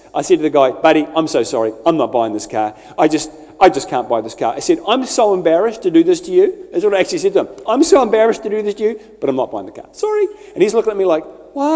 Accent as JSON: {"language": "English", "region": "Scotland", "country": "United Kingdom", "said": "I'm Scottish"}